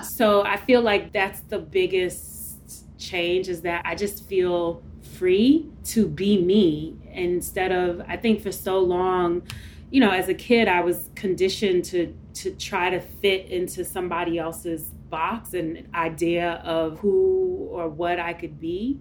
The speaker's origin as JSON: {"language": "English", "town": "New York City", "region": "New York", "country": "United States", "tie": "born or raised there", "said": "first generation of Caribbean parents growing up in East New York, Brooklyn"}